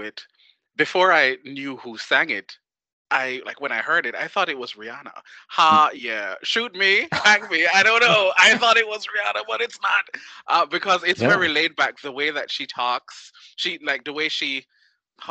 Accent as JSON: {"language": "English", "country": "Jamaica", "said": "I'm from Jamaica"}